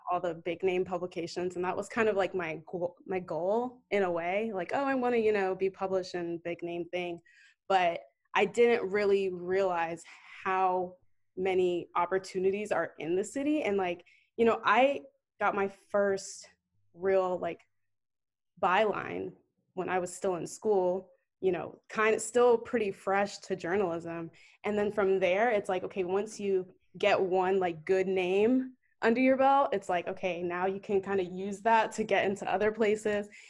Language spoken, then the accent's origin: English; Northern Virginia, United States; moved away as an adult; also born or lived in New York; now in Atlanta, United States; I'm originally from Northern Virginia